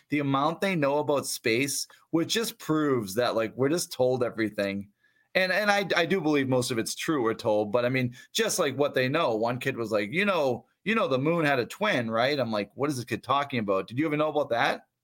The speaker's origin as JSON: {"language": "English", "town": "Brockton", "region": "Massachusetts", "country": "United States", "tie": "born or raised there", "said": "I grew up near Brockton."}